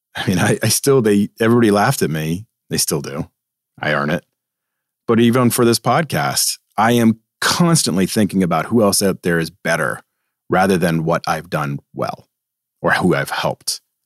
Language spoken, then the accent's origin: English; Boston, Massachusetts, United States; moved away; I have this East Coast attitude. I'm from Boston